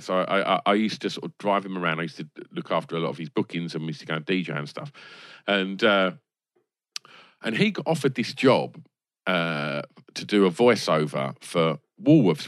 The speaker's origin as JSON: {"language": "English", "area": "Essex", "region": "East of England", "country": "United Kingdom", "tie": "born or raised there", "said": "growing up in Essex"}